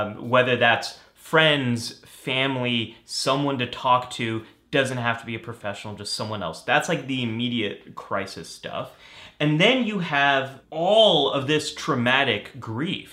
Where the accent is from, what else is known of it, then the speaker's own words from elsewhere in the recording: Northern California, United States; I grew up in Northern California